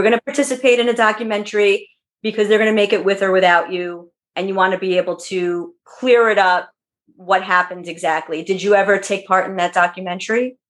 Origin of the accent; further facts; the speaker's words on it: New York, United States; growing up in New York